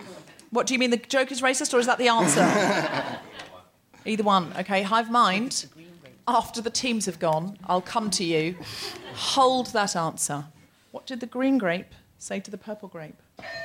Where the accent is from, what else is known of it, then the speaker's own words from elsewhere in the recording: New Zealand; I am a Kiwi.